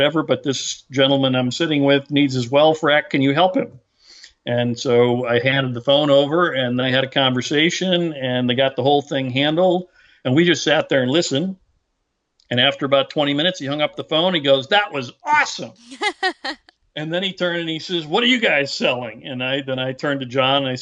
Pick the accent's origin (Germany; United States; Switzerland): United States; Derrick City, Pennsylvania; I grew up in Derrick City